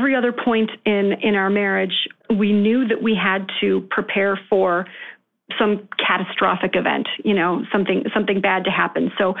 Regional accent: Rochester, New York, United States; also born or lived in Connecticut; So we decided to move back to where my family is from, where I was raised in Rochester, New York, where the quality of living is a little more affordable.

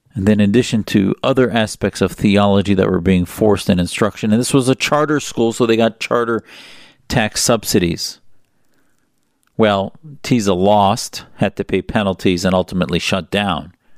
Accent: United States; as American Muslims

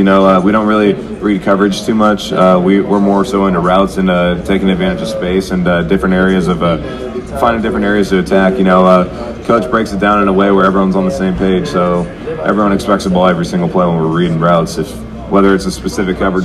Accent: Seattle, Washington, United States; I grew up in Seattle

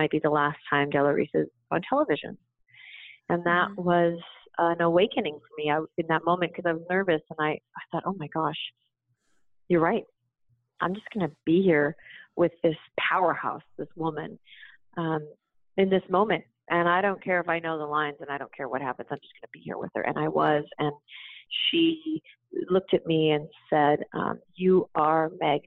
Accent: Canada; moved away; I grew up in Canada.

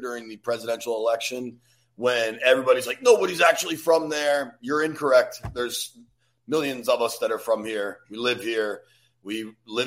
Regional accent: Bethesda, Maryland, United States; I grew up in Bethesda.

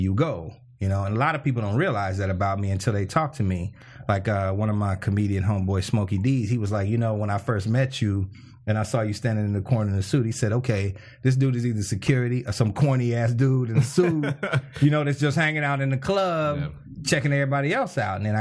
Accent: Chicago, Illinois, United States; I'm from Chicago

